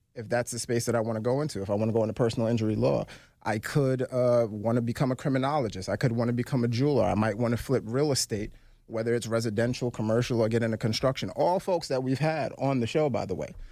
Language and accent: English; New York City, New York, United States; moved away; also born or lived in Philadelphia; I was born and raised in Brooklyn, New York.